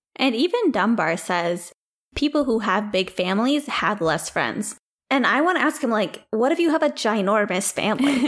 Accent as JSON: {"language": "English", "country": "India", "moved": "yes", "lives_now": "United States", "said": "As an Indian person"}